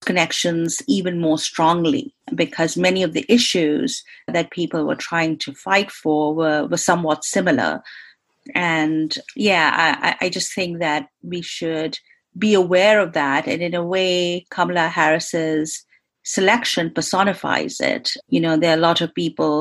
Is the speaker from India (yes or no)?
yes; India; moved away as an adult; now in United States; growing up in India, I didn't even think I would come to the United States